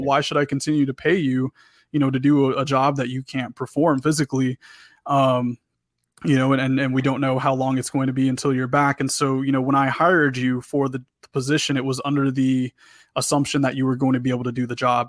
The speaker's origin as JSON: {"language": "English", "region": "Texas", "country": "United States", "said": "I'm, I'm from Texas"}